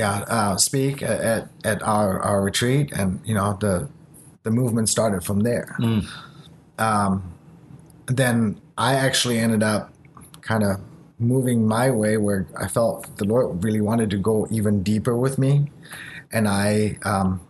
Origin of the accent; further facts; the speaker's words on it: Germany; English is a second language; moved away; also born or lived in Japan; I was born in Japan. I grew up in Germany. So English is essentially my third language